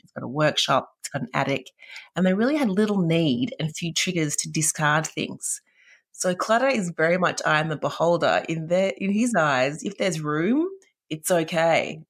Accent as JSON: {"language": "English", "town": "Perth", "region": "Western Australia", "country": "Australia", "tie": "born or raised there", "moved": "yes", "lives_now": "Melbourne, Australia", "said": "I grew up in Perth and we would have moved house four or five times there and then moved to Melbourne."}